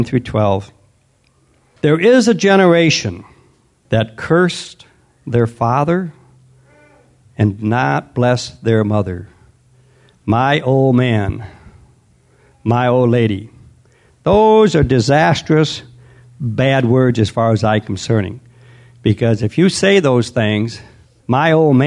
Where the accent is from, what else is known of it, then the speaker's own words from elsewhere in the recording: United States; we as an American culture